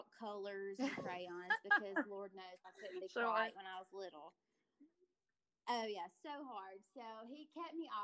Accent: Alabama, United States; accent: Southern; now in Montana, United States; my accent lets you know I'm probably from the South. I'm from Alabama, but now I'm currently living in Montana

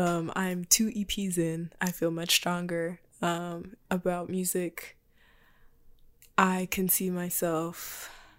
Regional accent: Texas, United States; I was born in Texas

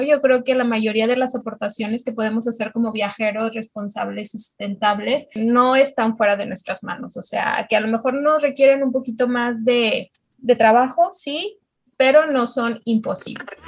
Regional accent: Mexico; las tres somos mexicanas

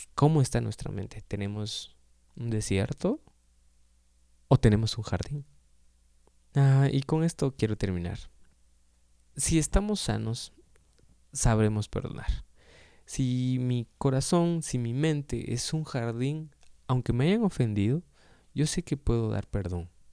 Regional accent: Guatemala; soy de Guatemala

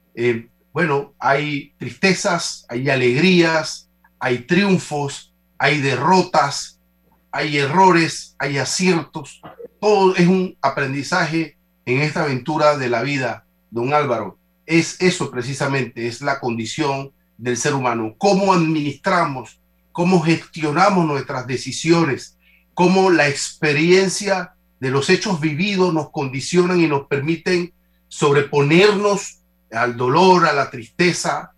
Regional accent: Panama; como panameños

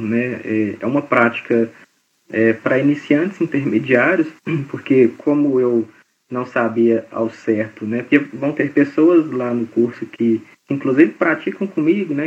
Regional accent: Belo Horizonte, Minas Gerais, Brazil; moved away as an adult; now in Goiânia, Brazil; eu estava em Belo Horizonte, que é minha cidade natal

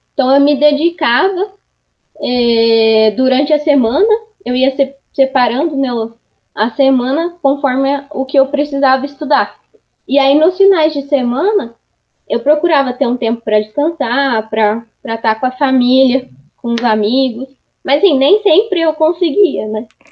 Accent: Araras, São Paulo, Brazil; also born or lived in Ribeirão Preto; eu nasci em Araras, e minha família morava em Arara.

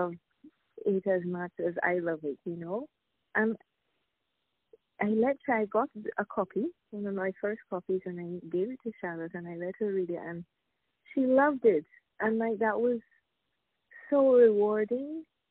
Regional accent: Jamaica; now in Saint Lucia; I'm originally from Jamaica. I live in St. Lucia

